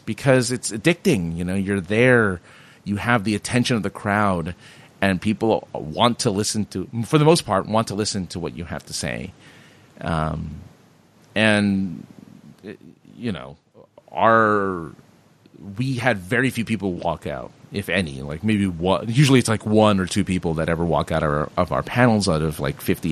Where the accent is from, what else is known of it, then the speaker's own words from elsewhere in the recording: Southern California, United States; I'm from Southern California